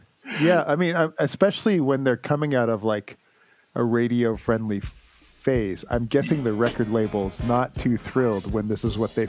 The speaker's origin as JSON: {"language": "English", "country": "Canada", "moved": "yes", "lives_now": "United States", "said": "which is something as a Canadian that's still hard for me to wrap my head around."}